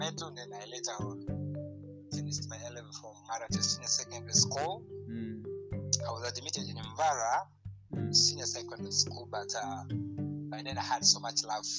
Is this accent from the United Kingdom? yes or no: no; Arua, Northern Region, Uganda; also born or lived in Gulu / Terego; I grew up in so many places around the country. I was born in Gulu. I moved to Arua. Then I started my primary, nursery and primary education from Arua Demonstration Primary School.